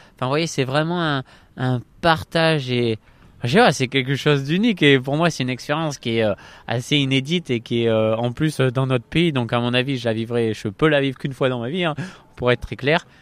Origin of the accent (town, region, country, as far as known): Bordeaux, Nouvelle-Aquitaine, France; born or raised there